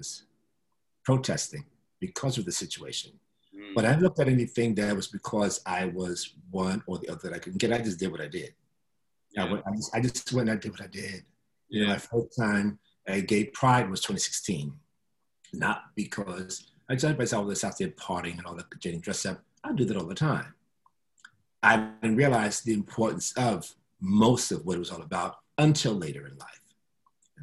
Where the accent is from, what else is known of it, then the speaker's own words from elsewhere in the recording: New York City, New York, United States; also born or lived in Castle Hill, Bronx; I moved from the South Bronx on Freeman Street, on Clinton Avenue, on 69th Street, Nicotona Park is where I grew up.